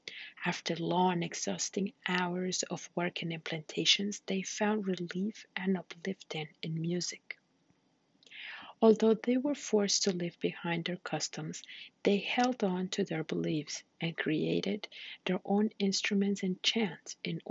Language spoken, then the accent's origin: English; Peru; moved away; Growing up in Peru